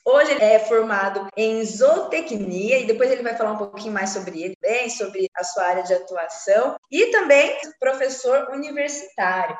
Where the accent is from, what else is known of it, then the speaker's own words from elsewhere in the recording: interior of São Paulo, Brazil; moved away; eu sou do interior de São Paulo